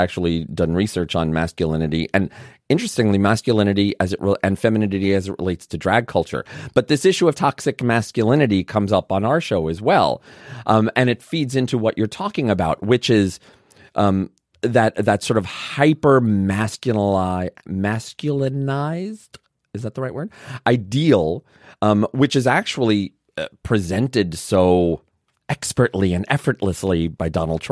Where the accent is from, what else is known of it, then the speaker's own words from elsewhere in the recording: New York City, New York, United States; also born or lived in Vermont; now in Canada; I grew up in Brooklyn.